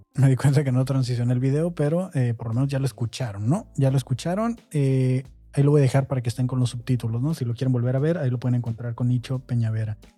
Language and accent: Spanish; Mexico; nosotros como mexicanos